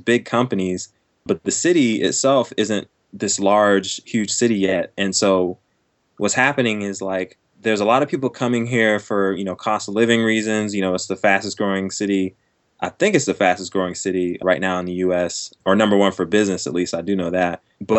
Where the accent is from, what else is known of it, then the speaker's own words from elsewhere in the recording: Fort Irwin, California, United States; born there; also born or lived in Texas / Georgia / Germany; now in Raleigh, United States; I was born in Fort Irwin, California, and from there, we moved to Fort Hood, Texas, and from there to Georgia, and then overseas to Germany